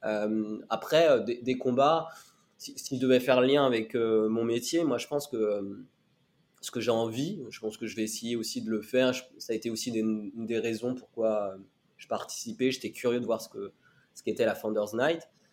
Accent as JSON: {"language": "French", "town": "Laval", "region": "Pays de la Loire", "country": "France", "tie": "born or raised there", "also_born_or_lived": "Addis Ababa, Ethiopia", "said": "je suis arrivé en France à l'âge de deux ans. Euh, j'ai été adopté par une famille française qui est basée à Laval"}